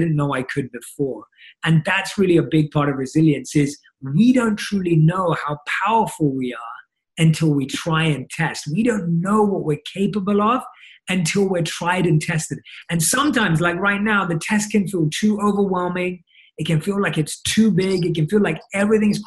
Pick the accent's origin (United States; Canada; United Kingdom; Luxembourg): United Kingdom; London; growing up in London, where I was born and raised.